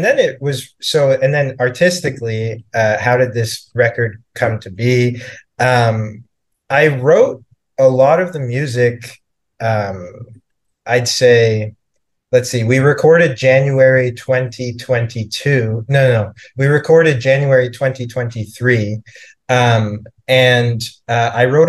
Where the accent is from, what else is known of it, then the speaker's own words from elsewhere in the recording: Canada; moved away as an adult; also born or lived in Toronto, Canada; now in New York City, United States; I'm from Canada. And I was living in Toronto at the time